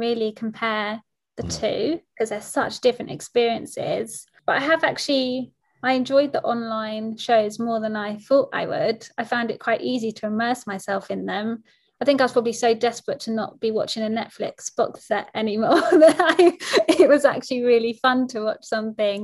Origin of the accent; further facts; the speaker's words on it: Croydon, London, United Kingdom; I grew up in Croydon, so I was never far from the London theatre scene